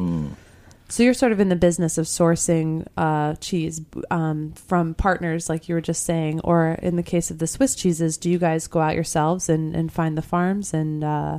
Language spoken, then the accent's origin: English; Midwest, United States; being the Midwesterner and not knowing any German at all